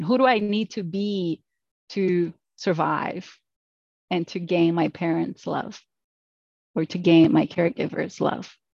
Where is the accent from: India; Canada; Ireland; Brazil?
Brazil; moved away; I'm from Brazil originally, so the culture is a little bit different than it is in the US